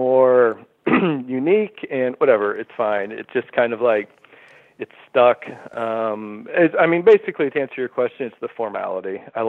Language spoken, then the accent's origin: English; Houston, Texas, United States; now in Brooklyn, United States; I grew up in a suburb of Houston, Texas